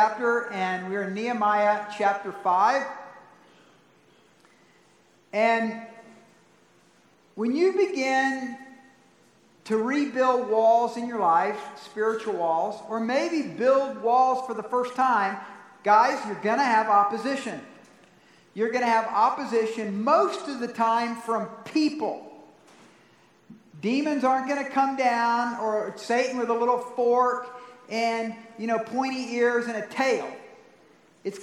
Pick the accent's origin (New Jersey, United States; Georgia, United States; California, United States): Georgia, United States; Atlanta; also born or lived in South Carolina; now in Colorado Springs, United States; I grew up in the rural South, part of it, and the suburban South. So I was a part of both in the Atlanta area as well in South Carolina